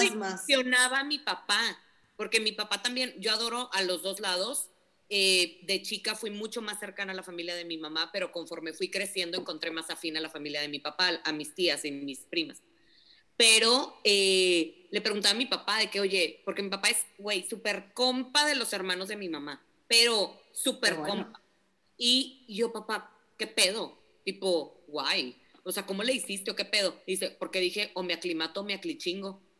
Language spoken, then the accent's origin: Spanish; Mexico